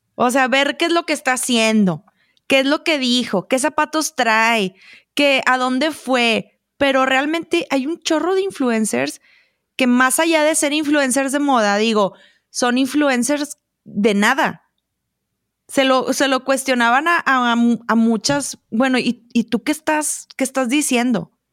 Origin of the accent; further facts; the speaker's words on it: Monterrey, Nuevo León, Mexico; moved away as an adult; now in Chihuahua, Mexico; yo soy regia